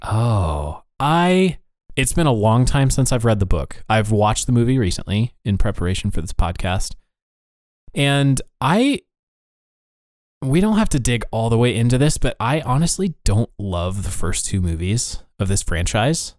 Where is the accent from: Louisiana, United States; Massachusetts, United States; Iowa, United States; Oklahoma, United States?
Iowa, United States; we were in a community when I was growing up in Iowa